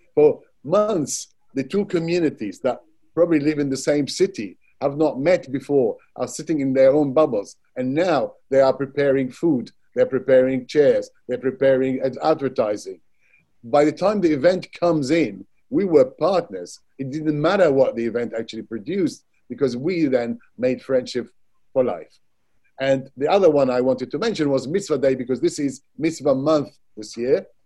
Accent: Baghdad, Baghdad Governorate, Iraq; now in United Kingdom; I was born in Baghdad, Iraq, and spent my childhood there.

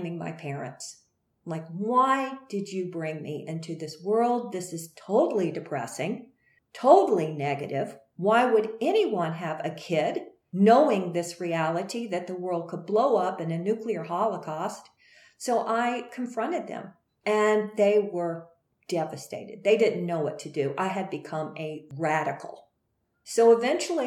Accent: Greensboro, North Carolina, United States; went back to Greensboro, North Carolina, my home state

